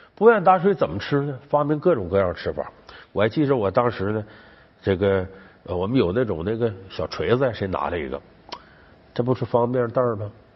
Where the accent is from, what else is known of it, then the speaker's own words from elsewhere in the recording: Northeast China, China; 我们东北老家酸菜味儿的